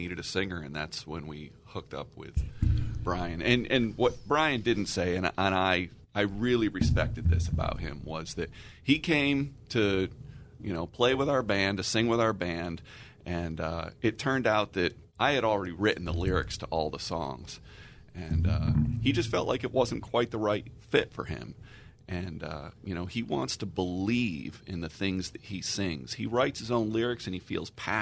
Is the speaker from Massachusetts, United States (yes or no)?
yes; Pittsfield, Massachusetts, United States; also born or lived in Tucson, Arizona; now in San Diego, United States; I'm from Pittsfield, Massachusetts, originally